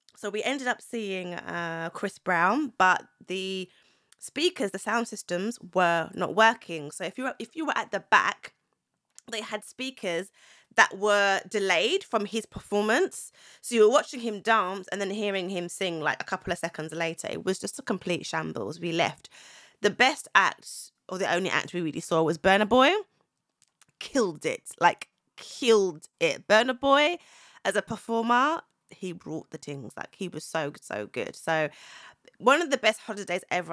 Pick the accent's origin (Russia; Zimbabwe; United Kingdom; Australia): Zimbabwe; I'm from Zimbabwe. I'm Southern African, so Z-, Zimbabwean